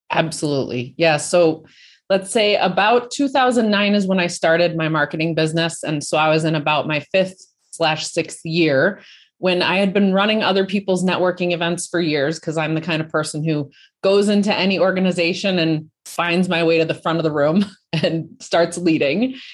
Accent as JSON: {"language": "English", "region": "Colorado", "country": "United States", "said": "I'm from Colorado"}